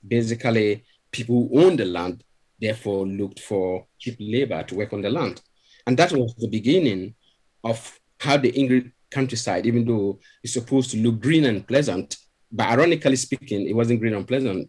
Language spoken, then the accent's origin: English; Ghana; moved away as an adult; now in Sheffield, United Kingdom; I'm originally from Ghana, even though I'm British now. I've been British for over 20 years now, but I still see myself as a Ghanaian